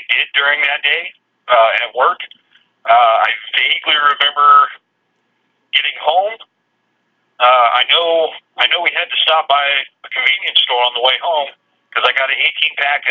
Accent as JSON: {"language": "English", "area": "Kitsap County", "region": "Washington", "country": "United States", "tie": "born or raised there", "said": "I grew up in Kitsap County in Washington State"}